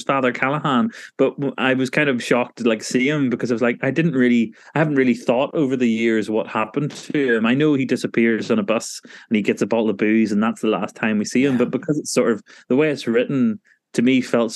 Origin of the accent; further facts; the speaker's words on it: Northern Ireland, United Kingdom; I was from Northern Ireland. I wasn't in America